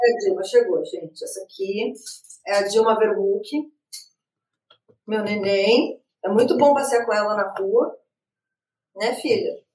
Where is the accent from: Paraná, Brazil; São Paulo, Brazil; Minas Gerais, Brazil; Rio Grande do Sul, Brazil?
Rio Grande do Sul, Brazil; Eu ainda sou do Rio Grande do Sul, que é um estado que tem muitas Barbies